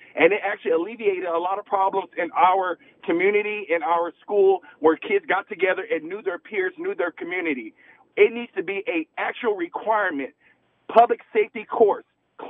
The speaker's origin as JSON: {"language": "English", "town": "Hacienda Heights", "region": "California", "country": "United States", "tie": "born or raised there", "moved": "as an adult", "said": "I moved here from California 2 years ago"}